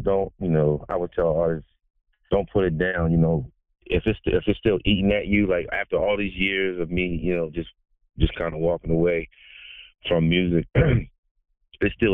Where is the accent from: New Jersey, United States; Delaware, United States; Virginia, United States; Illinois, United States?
Delaware, United States; I'm a native of the Eastern Shore, DMV. I'm from Delaware.